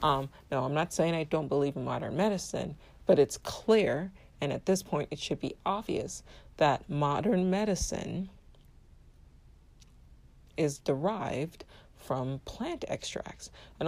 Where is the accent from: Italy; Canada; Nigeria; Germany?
Nigeria; My regular listeners know I'm of Nigerian descent and I was born and raised in Nigeria. And even though I have not much of an accent